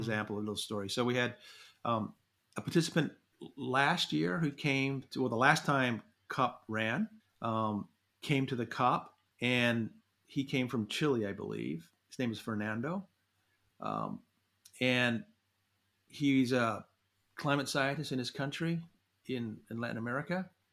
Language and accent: English; New Zealand; moved away as an adult; now in United States; I grew up in New Zealand, went to university there